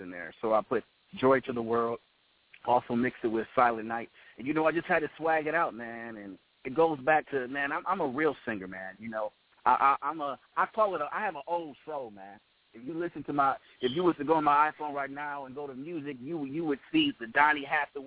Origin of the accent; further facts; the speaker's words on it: Detroit, Michigan, United States; I'm from Detroit, man, the Motown city